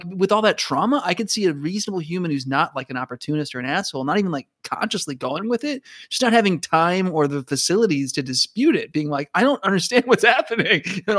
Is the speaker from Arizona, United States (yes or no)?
yes; Phoenix, Arizona, United States; because that was shot in my hometown in Phoenix, like in their landmarks that were in my neighborhood, like the water park and the mall that I went to.